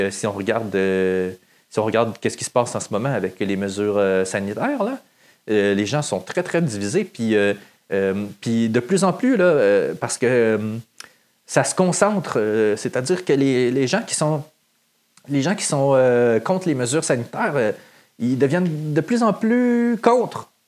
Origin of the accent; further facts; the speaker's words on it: Saint-Lin-des-Laurentides, Quebec, Canada; I'm from Saint-Lin. Saint-Lin-des-Laurentides.